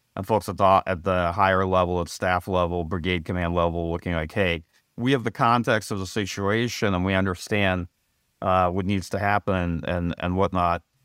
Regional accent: United States; speaking as an American

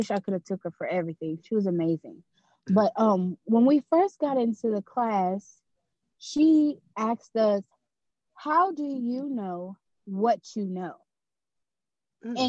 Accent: Louisiana, United States; I'm born and raised in Louisiana.

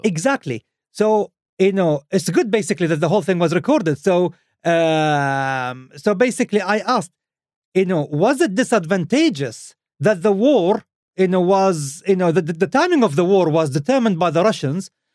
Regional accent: Khobar, Eastern Province, Saudi Arabia; my hometown. Khobar in Saudi Arabia.

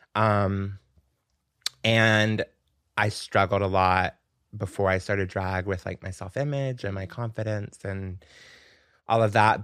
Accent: Pensacola, Florida, United States; moved away as an adult; now in New York, United States; I grew up in Pensacola, which is Florida

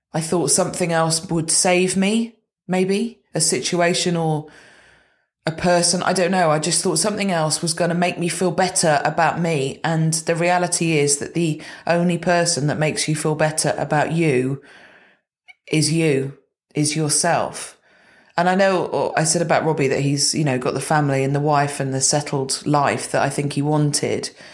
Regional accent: Gloucestershire, South West England, United Kingdom; I grew up in Gloucestershire

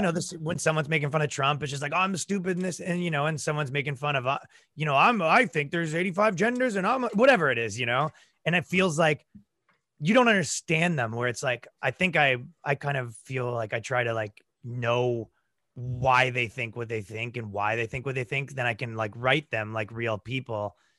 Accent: Toronto, Ontario, Canada; moved away as an adult; now in United States; I grew up in, like, the, uh, right around Toronto

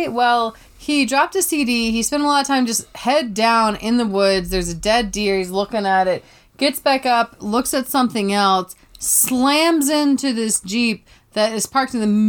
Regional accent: the South, United States; Now, I'm from the South, and I have been to many a backwood

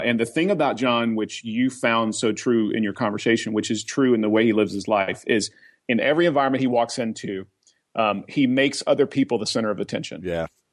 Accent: Oklahoma, United States; also born or lived in Colorado; now in Atlanta, United States; I grew up in Oklahoma.

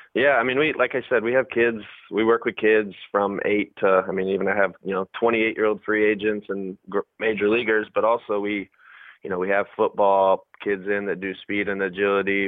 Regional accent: Fort Wayne, Indiana, United States; moved away as an adult; also born or lived in Arizona / Oakland; now in Nashville, United States; I'm from Fort Wayne

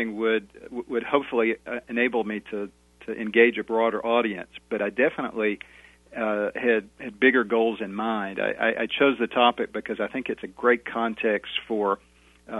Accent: United States; our identities as believers and our identities as Americans

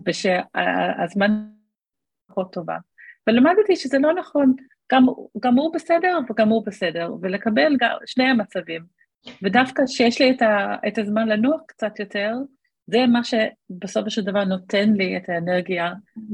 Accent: Australia; moved away as an adult; now in Israel; אני בארץ מעל עשרים וחמש שנה, אבל גדלתי באוסטרליה

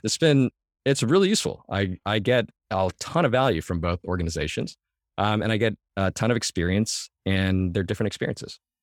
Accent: Mission Viejo, California, United States; Southern California, in Orange

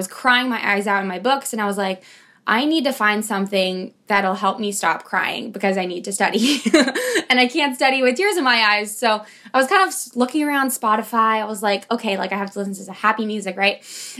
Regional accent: Los Angeles, California, United States; also born or lived in Manila, Philippines; I'm from Los Angeles, but I was born in Manila. So I do like to identify as I was not born in this country. This is why I'm this color.

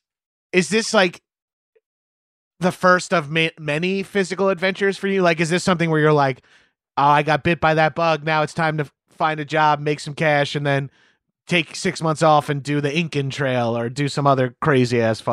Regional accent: East Coast, United States; And I'm from the East Coast originally

